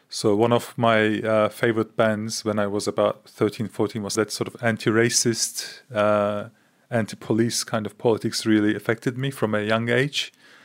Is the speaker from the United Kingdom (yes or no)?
no; Antalya, Turkey; moved away as an adult; now in Australia; I moved to Australia from Turkey about 13 years ago. And so I was born and raised in Turkey.